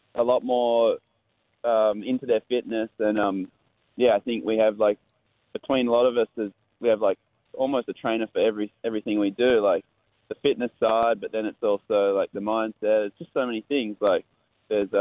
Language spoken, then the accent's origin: English; Western Australia, Australia; I grew up in Western Australia, where the waves are really heavy.